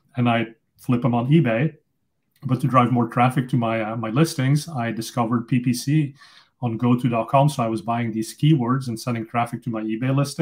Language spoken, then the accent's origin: English; Flanders, Belgium; first language Dutch; English is a second language; moved away; also born or lived in Silicon Valley; I'm originally from Belgium, so I speak Dutch. That's my native language.